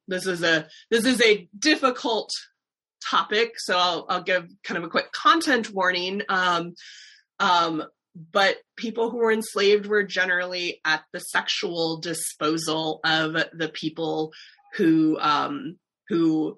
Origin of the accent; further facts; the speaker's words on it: South Dakota, United States; moved away as an adult; also born or lived in Richmond / Nashville; I am not from the South originally. I am from South Dakota.